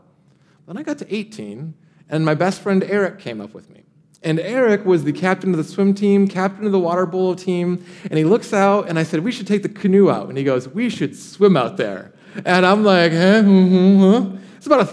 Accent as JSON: {"language": "English", "region": "Michigan", "country": "United States", "tie": "born or raised there", "moved": "yes", "lives_now": "Austin, United States", "said": "I grew up in Michigan, and we have something called the Great Lakes."}